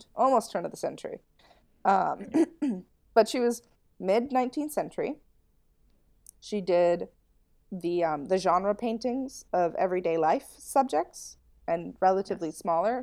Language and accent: English; United States; as an American